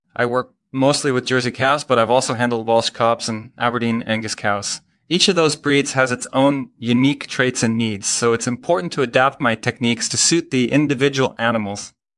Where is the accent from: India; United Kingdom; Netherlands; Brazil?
Netherlands; moved away as an adult; now in United States; I'm originally from the Netherlands, but I've been living in the United States for about ten years now.